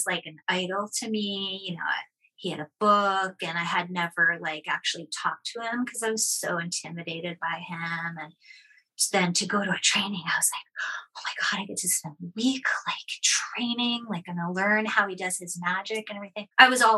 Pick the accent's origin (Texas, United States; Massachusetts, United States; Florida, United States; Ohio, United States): Massachusetts, United States; Boston; moved away as an adult; also born or lived in Seattle; I'm from Boston, and then I moved to Seattle